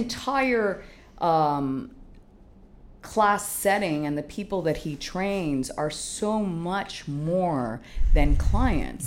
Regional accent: Canada; now in Miami, United States; I'm a Miami girl. As much as I, I grew up in Canada, I have roots here that are long

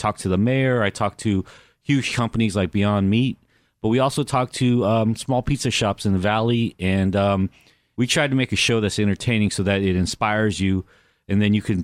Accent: Los Angeles, California, United States; also born or lived in Anaheim, California; I grew up in Koreatown. I grew up in Anaheim

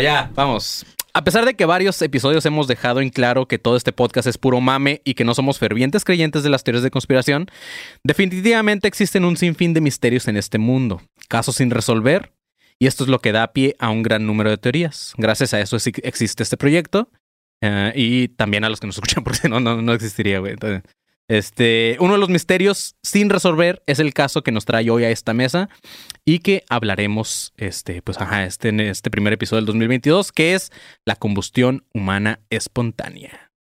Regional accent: Tijuana, Baja California, Mexico; born or raised there; also born or lived in Colima

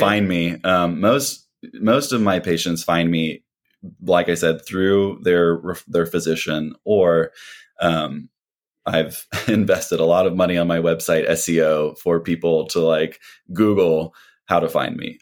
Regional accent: Missouri, United States; moved away as an adult; now in Atlanta, United States; I grew up in Missouri

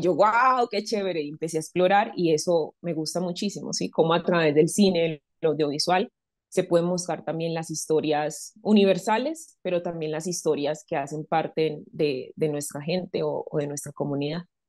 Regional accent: Medellín, Antioquia, Colombia; moved away as an adult; now in Bogotá, Colombia; Medellín es una ciudad muy cálida

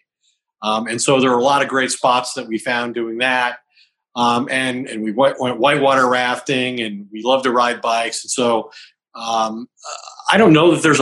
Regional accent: Longmont, Colorado, United States; I grew up in Longmont, went to high school there

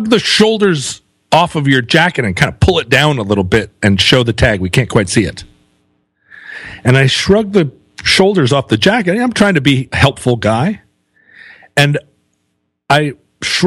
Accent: United States; I'm American.

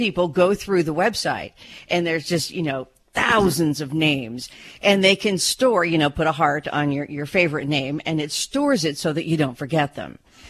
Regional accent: California, United States; You can tell I'm from California, can't you?

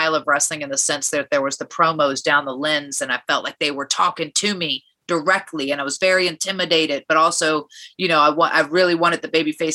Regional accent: Richmond, Virginia, United States; I grew up in Virginia

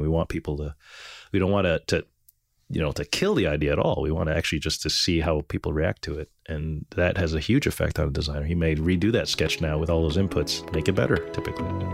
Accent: Montreal, Quebec, Canada; growing up in Montreal, it was, it's an enthusiast community, actually

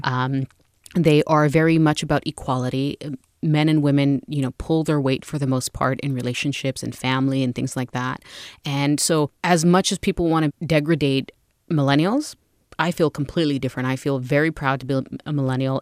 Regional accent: United States; being born and raised in the United States and growing up in foster care

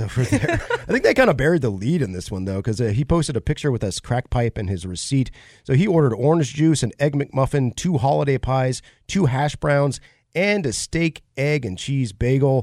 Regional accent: Ohio, United States; moved away; I was born in the Buckeye State

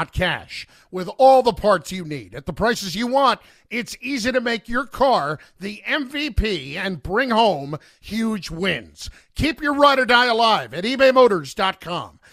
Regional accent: New Jersey, United States; I'm from New Jersey

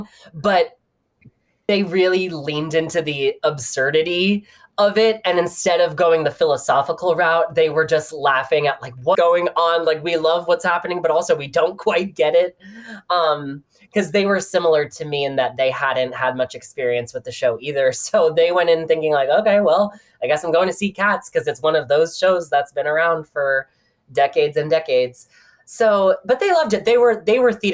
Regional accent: Summit, New Jersey, United States; I'm from Summit, New Jersey. I'm from like 20 miles west of the city

